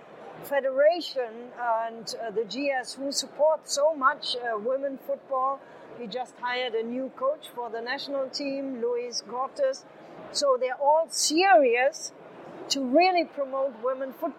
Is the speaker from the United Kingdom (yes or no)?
no; Germany; moved away as an adult; now in Saudi Arabia; I'm from Germany